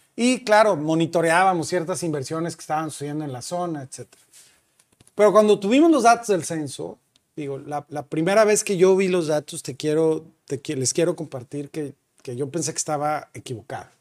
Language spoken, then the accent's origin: Spanish; San Luis Potosí, Mexico; moved away as an adult; now in Monterrey, Mexico; soy potosino, nací en San Luis Potosí, me vine a estudiar a Monterrey